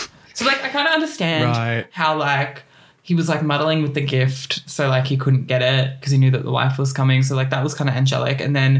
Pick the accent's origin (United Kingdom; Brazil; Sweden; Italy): United Kingdom; Scotland; I'm Scottish.